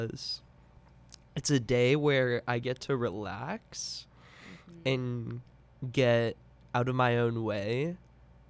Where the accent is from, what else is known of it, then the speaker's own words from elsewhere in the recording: Charlotte, North Carolina, United States; also born or lived in Chapel Hill, North Carolina; I'm from Charlotte, North Carolina, born and raised since 2000